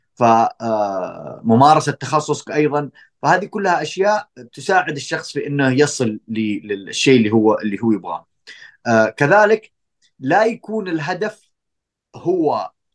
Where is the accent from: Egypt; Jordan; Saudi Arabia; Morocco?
Saudi Arabia; احنا عندنا في السعوديه